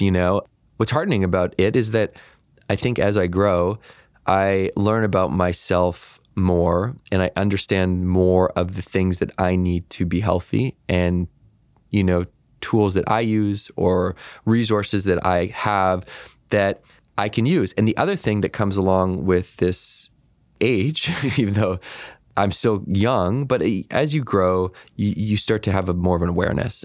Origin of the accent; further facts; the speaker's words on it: Victoria, British Columbia, Canada; I grew up in Victoria, B C, which is a very idyllic place to grow up